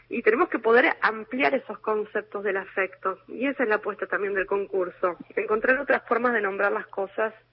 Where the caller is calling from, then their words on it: Buenos Aires, Argentina; de Parque Centenario, mis tres últimos números son 736.